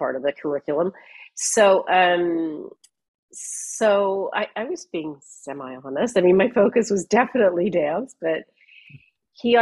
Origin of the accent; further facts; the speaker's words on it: Canada; moved away as an adult; also born or lived in London; I grew up in Canada